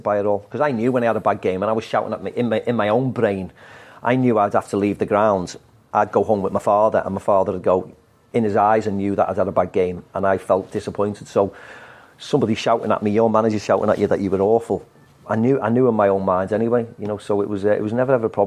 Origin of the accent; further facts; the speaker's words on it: Liverpool, North West England, United Kingdom; moved away as an adult; also born or lived in Madrid; And I was from Liverpool